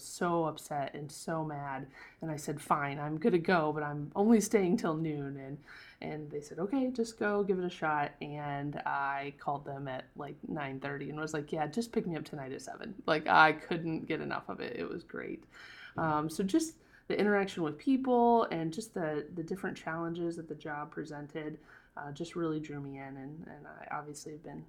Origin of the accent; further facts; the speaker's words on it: Illinois, United States; now in St. Louis, United States; I'm from, I grew up in Central Illinois. I live in St. Louis, Missouri now.